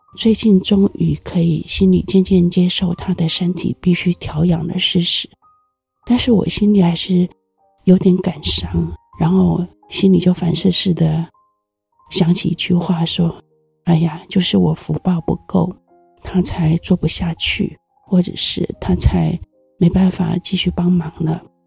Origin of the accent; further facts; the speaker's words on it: Taiwan; 我们台湾人都有说谢谢你的这个习惯